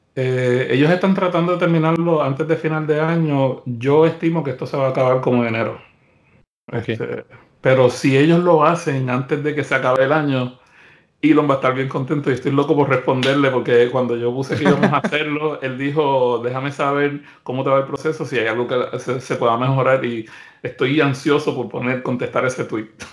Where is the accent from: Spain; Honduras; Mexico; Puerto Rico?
Puerto Rico; now in United States; En la isla de Puerto Rico, que es de donde yo soy